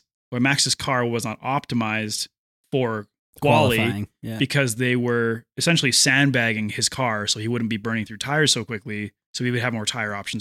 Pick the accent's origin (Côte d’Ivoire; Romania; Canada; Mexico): Canada; It's like when people find out that I'm from Canada